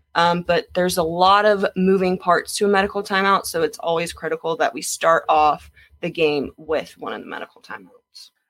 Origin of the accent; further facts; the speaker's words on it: Jacksonville, Florida, United States; I am Jacksonville, born and raised.